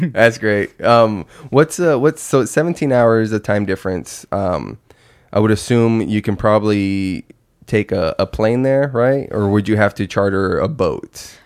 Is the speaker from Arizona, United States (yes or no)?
yes; Yuma, Arizona, United States; moved away as an adult; also born or lived in Phoenix area, Arizona; I'm from Yuma, that's three hours away, and it's like, I've probably been home fifteen times since I moved up to the valley